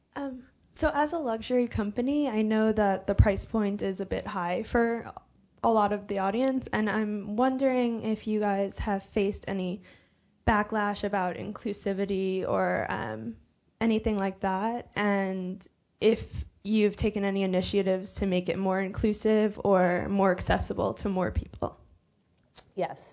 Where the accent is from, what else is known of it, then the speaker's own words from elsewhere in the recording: United Kingdom; moved away; near London